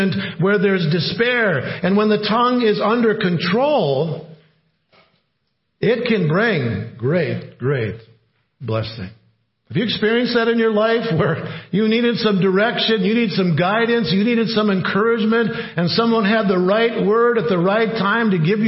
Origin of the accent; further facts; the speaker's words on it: Cloquet, Minnesota, United States; Cloquet was known, my hometown, the city of wood industries